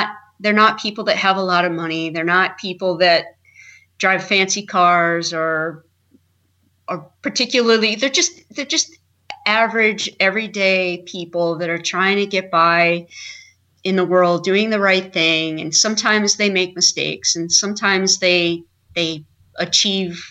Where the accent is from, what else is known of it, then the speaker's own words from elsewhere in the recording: Indiana, United States; also born or lived in Idaho / North Carolina / New York; now in Maine, United States; I was raised in Indiana.